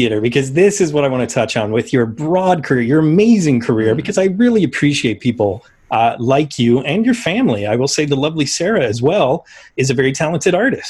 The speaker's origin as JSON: {"language": "English", "town": "Toronto", "region": "Ontario", "country": "Canada", "said": "since I am from the Toronto area."}